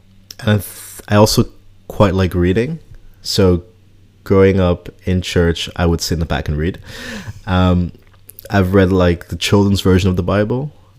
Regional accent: Switzerland; also born or lived in Scotland; now in Netherlands; so yeah, I'm Kenyan Dutch. I grew up in Switzerland, spent 4 years in Scotland, now living in the Netherlands

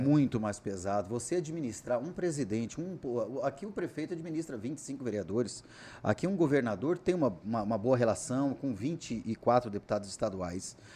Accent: Cuiabá, Mato Grosso, Brazil; Sou nascido e criado em Cuiabá.

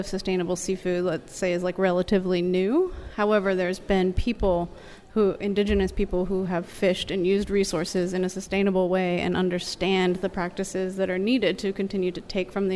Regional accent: Aransas Pass, Texas, United States; I grew up in Aransas Pass, Texas, and used to be the shrimp capital of the United States.

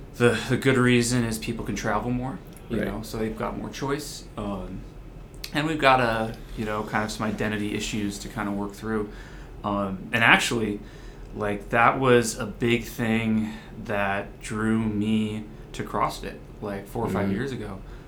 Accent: San Francisco, California, United States; also born or lived in Washington / New York; My parents came off the boat from Italy, way back when. So I was raised in the Bay Area, bounced around, followed my dad for work.

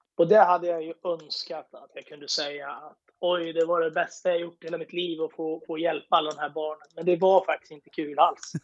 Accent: Eskilstuna, Södermanland, Sweden; åkte hem och gick på högskolan hemma i Eskilstuna

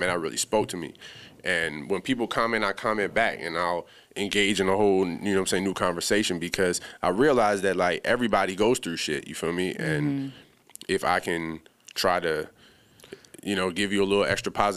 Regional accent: Bahamas; moved away; I'm originally from the Bahamas

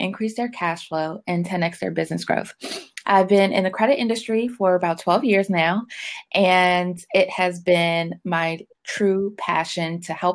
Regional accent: Washington, District of Columbia, United States; I grew up in Washington, D.C. I've been there my whole life. I'm still in the DMV area now

